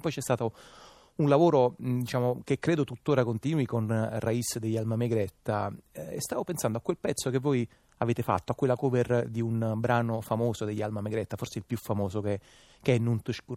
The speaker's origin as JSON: {"language": "Italian", "town": "Naples", "region": "Campania", "country": "Italy", "said": "da napoletano"}